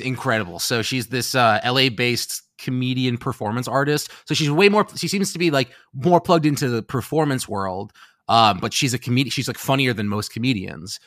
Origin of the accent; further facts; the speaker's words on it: New York City, New York, United States; I grew up in New York City